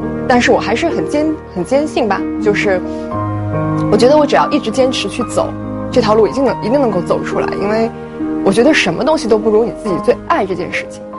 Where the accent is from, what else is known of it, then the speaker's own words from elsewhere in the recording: northern China, China; 嗯，因为我从小是生活在北方的，嗯，但是我妈妈却是上海人。